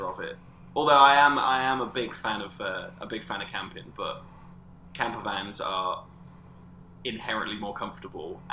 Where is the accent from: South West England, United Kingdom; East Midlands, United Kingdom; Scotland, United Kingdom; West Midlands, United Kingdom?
East Midlands, United Kingdom; Corby; I'm from Corby